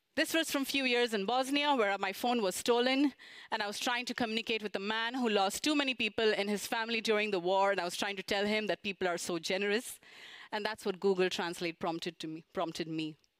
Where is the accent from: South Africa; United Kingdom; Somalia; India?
India; moved away as an adult; now in Japan; back in India, which is my home country